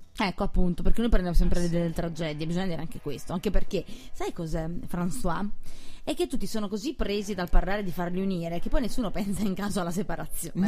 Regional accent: Naples, Campania, Italy; io essendo napoletana

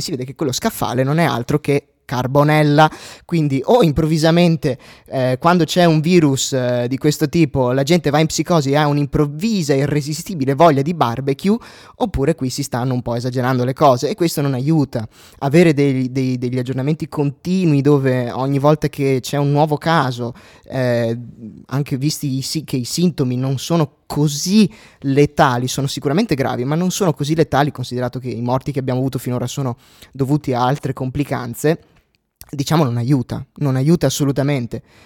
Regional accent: Euganean Hills, Veneto, Italy; io vengo dai Colli Uganei, dai Colli Uganei in un paesino eh, Euganeo, che è il comune limitrofo a Vo Euganeo

